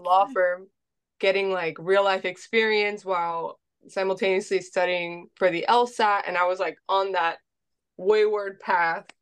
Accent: Miami, Florida, United States; I was born and raised in Miami

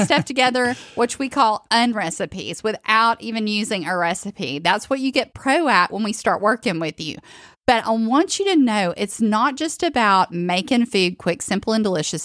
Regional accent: the South, United States; I'm from the South

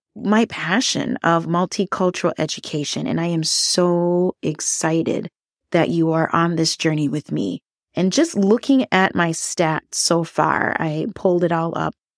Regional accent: Minnesota, United States; growing up in the United States, having Thanksgiving

